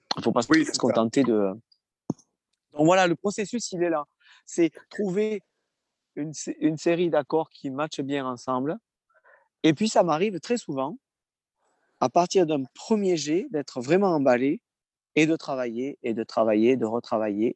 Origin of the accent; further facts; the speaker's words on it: France; je chante en français, en anglais, mais je suis français